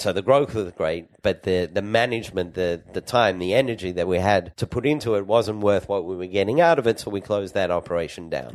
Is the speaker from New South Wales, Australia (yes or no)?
yes; Sydney, New South Wales, Australia; moved away as an adult; also born or lived in Perth, Australia; now in Israel; I grew up in Australia